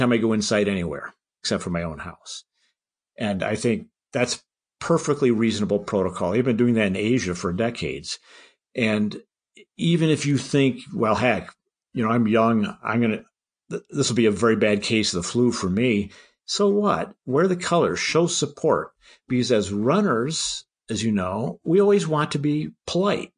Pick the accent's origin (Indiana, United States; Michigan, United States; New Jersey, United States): Michigan, United States; My home state is Michigan.